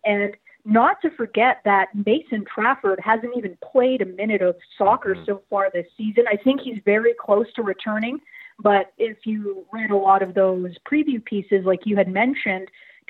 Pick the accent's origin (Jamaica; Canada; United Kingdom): Canada; as a Canadian